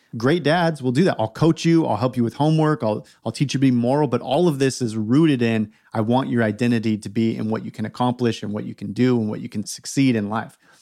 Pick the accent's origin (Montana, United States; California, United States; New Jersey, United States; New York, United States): California, United States; also born or lived in Oregon / Portland; now in South Carolina, United States; I was born and raised in California.